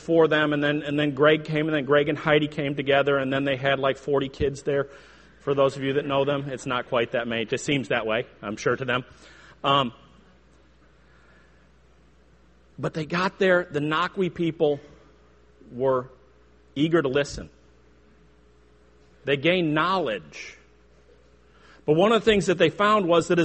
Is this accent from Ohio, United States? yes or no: no; Chicago, Illinois, United States; I grew up in the Chicago area, hence my outrageous accent